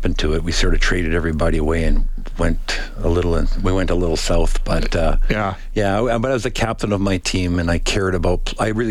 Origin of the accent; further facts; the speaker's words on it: Pierceland, Saskatchewan, Canada; also born or lived in Meadow Lake, Saskatchewan; now in Edmonton, Canada; I was born in Meadow Lake and grew up in a small town called Pierceland.